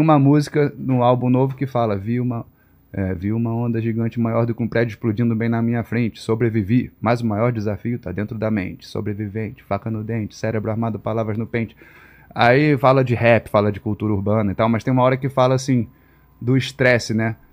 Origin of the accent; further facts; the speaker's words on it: Rio de Janeiro, Brazil; Nasci no Rio, é, em Vila Isabel